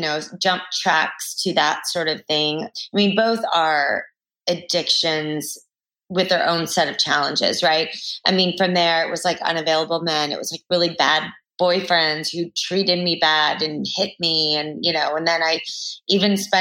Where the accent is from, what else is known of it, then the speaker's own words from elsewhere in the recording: Texas, United States; growing up in Texas